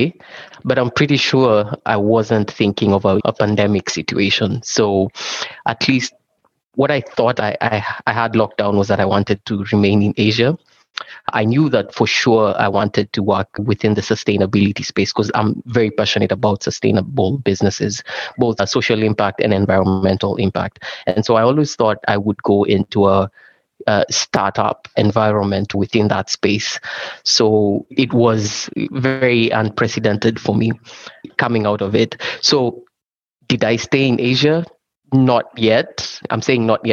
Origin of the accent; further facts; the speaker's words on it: Kenya; moved away; I'm originally from Kenya